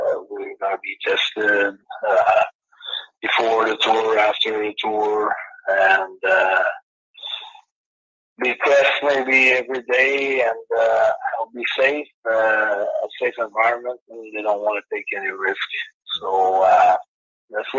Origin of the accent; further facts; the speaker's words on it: Canada; I'm from Canada